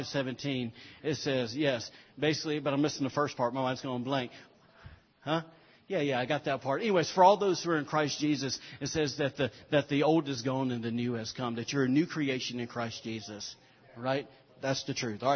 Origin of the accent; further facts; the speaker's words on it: Alabama, United States; moved away; we're from Alabama. We say it ain't